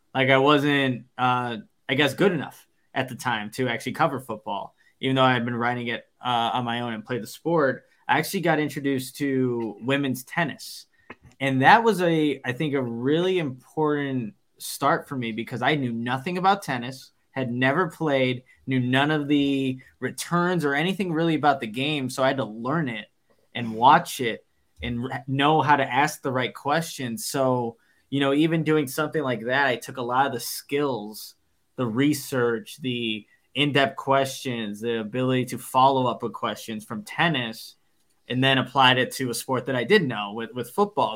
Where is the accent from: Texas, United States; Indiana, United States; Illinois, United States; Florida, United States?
Illinois, United States; Waukegan; I'm from I'm from Waukegan, so north suburb